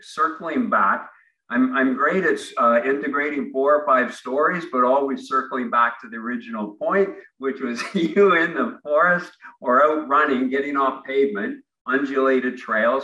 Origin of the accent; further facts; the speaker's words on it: Ontario, Canada; moved away as an adult; now in Vancouver, Canada; I grew up in Ontario